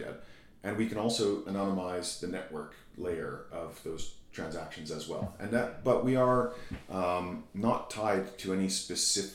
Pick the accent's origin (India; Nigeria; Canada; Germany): Canada; I'm from Canada